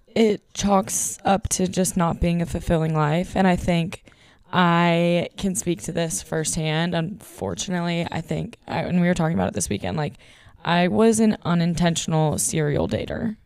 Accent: Texas, United States; moved away; we're the ones from Texas

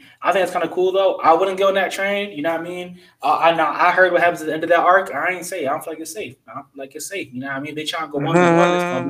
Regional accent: United States; I'm American.

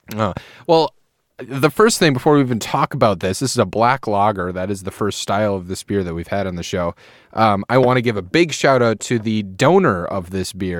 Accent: Manawa, Wisconsin, United States; We're from a, just a tiny little town. You probably never heard of it. We're near Green Bay

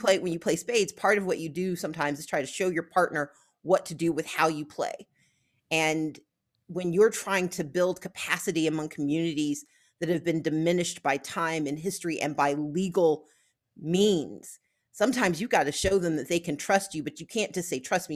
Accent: Gulfport, Mississippi, United States; where I grew up in Gulfport, Mississippi

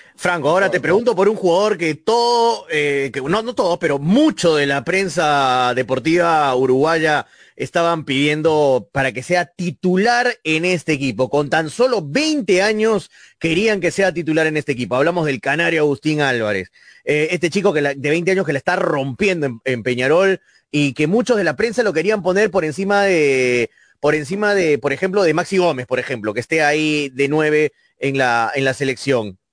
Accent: Peru; todos somos peruanos

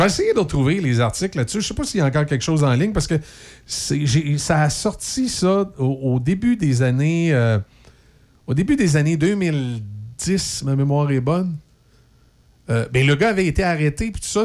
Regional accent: Quebec, Canada

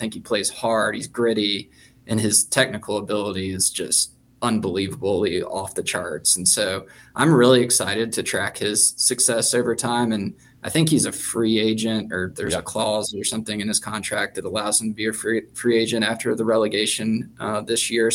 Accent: Greensboro, North Carolina, United States; moved away; also born or lived in Houston; I grew up in the Greensboro soccer club system

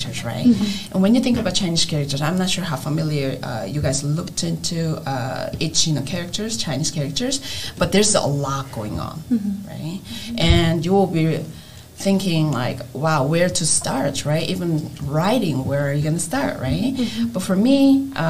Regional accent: South Korea; English is a second language; moved away as an adult; now in United States; I grew up in Korea, so I had to go through the education system in Korea

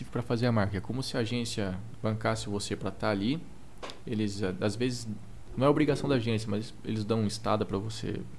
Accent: Brazil; era só eu de brasileiro ali.

